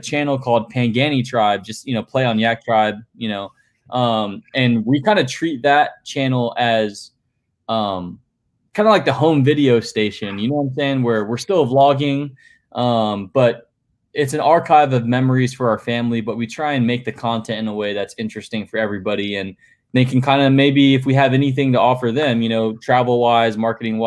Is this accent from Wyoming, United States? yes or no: no; St. Petersburg, Florida, United States; also born or lived in Sarasota, Florida; I was born and raised here in St. Pete